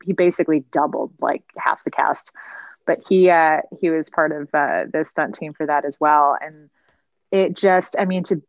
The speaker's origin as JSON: {"language": "English", "region": "Michigan", "country": "United States", "moved": "yes", "said": "I'm originally from Michigan"}